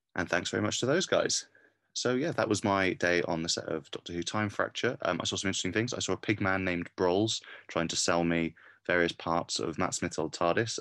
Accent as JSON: {"language": "English", "town": "Cardiff", "region": "Wales", "country": "United Kingdom", "said": "I'm from Cardiff"}